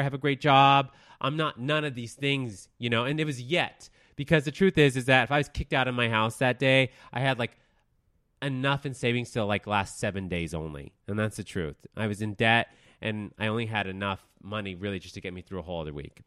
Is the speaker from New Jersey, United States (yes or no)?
no; Denver, Colorado, United States; moved away as an adult; also born or lived in Texas; I was born in Texas. I grew up in Denver, Colorado. I moved out, and, of Denver twelve years ago